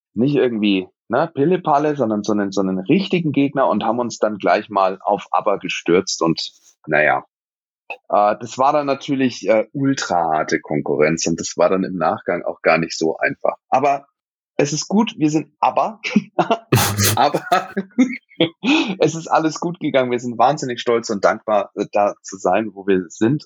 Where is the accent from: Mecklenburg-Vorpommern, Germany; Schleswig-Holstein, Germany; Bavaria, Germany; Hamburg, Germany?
Bavaria, Germany; Nuremberg; ich als, als gebürtiger Nürnberger